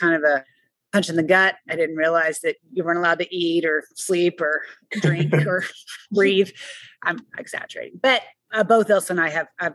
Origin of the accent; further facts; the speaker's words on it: Austin, Texas, United States; I grew up in Austin, but also my parents ran a bed and breakfast in the Hill Country for many years